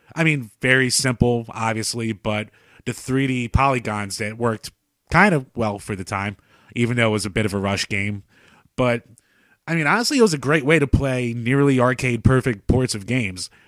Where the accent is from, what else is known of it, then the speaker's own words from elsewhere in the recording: United States; we grew up in America